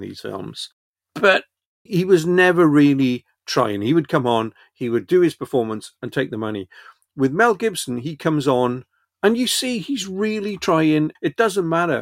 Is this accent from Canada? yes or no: no; Wales, United Kingdom; I grew up in Wales.